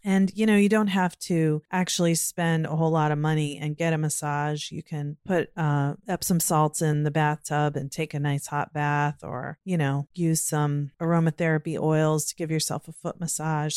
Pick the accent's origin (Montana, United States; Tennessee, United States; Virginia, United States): Virginia, United States; now in Maryland, United States; I grew up in Virginia and now living in Maryland